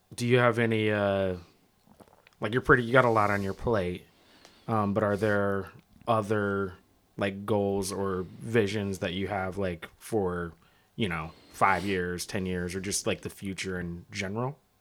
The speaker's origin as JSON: {"language": "English", "town": "Seattle", "region": "Washington", "country": "United States", "tie": "born or raised there", "said": "I grew up right by, um, Franklin"}